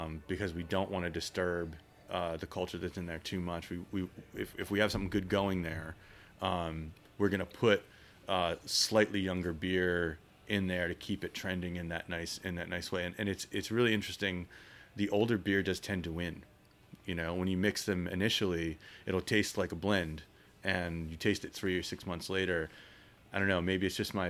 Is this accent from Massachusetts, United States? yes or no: no; Philadelphia, Pennsylvania, United States; growing up in Philadelphia, big beer city